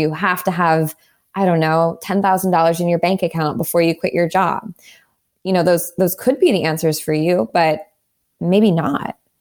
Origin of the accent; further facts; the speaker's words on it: Southern California, United States; moved away as an adult; also born or lived in New York; I grew up in Southern California. I moved to New York